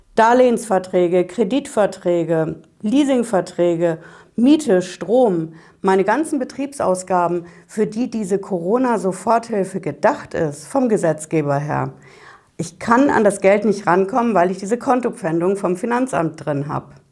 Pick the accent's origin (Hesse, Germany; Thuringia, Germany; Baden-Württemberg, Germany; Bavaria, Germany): Hesse, Germany; bei uns in Hessen hier